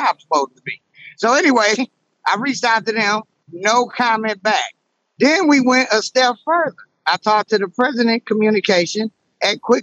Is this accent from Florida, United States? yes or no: no; Detroit, Michigan, United States; I'm from Detroit